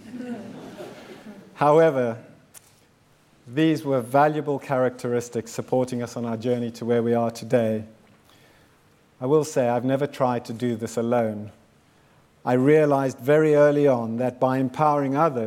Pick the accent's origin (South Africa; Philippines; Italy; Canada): South Africa; moved away; also born or lived in Zimbabwe; I was born in Zimbabwe in 1960 and grew up in South Africa during apartheid